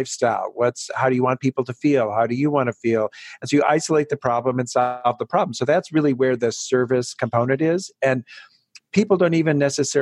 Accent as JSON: {"language": "English", "region": "Wisconsin", "country": "United States", "moved": "yes", "said": "I'm from Wisconsin"}